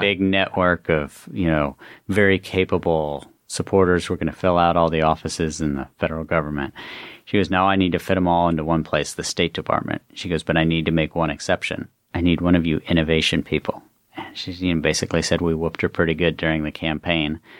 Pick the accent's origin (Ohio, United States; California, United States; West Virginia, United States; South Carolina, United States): West Virginia, United States; moved away as an adult; also born or lived in Baltimore; I grew up in West Virginia